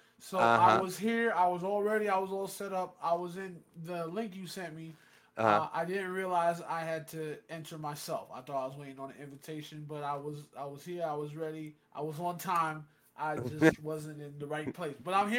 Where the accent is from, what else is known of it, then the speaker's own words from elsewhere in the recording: Hudson Valley, New York, United States; I'm from the Hudson Valley, and I'm headed to Hollywood.